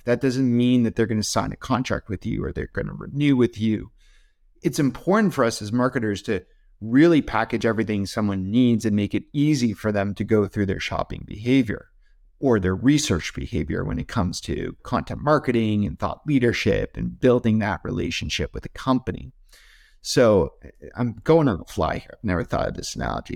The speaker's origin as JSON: {"language": "English", "country": "Canada", "said": "I'm, I'm Canadian"}